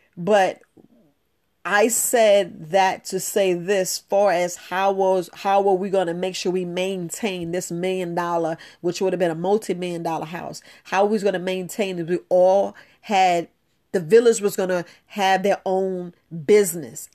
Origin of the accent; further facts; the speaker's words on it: New York, United States; growing up in New York